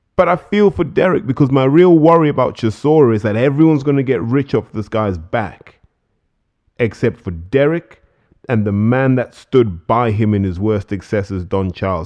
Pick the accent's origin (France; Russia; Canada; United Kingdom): United Kingdom; as British fans